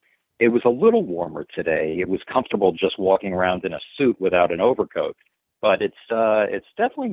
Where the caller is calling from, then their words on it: Scarsdale, New York, United States; I'm calling you from Scarsdale, New York.